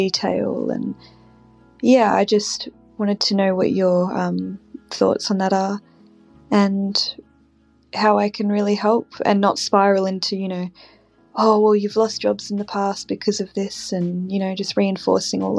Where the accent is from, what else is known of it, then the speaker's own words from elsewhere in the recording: Australia; I'm from Australia.